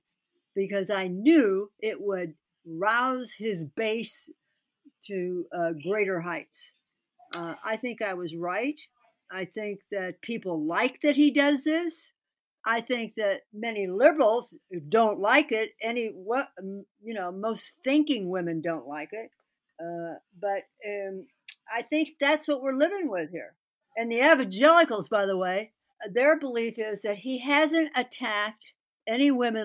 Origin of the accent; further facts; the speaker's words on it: Indiana, United States; I was born and raised in Indiana